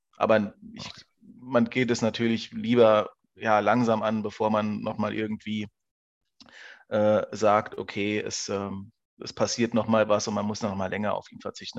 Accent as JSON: {"language": "German", "region": "Saarland", "country": "Germany", "said": "zu Hause heißt im Saarland, also ich bin Saarländer."}